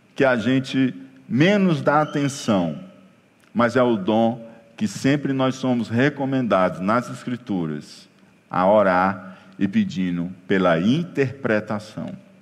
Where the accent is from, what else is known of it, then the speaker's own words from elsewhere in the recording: Ceará, Brazil; no nosso caso aqui, cere-, cearenseis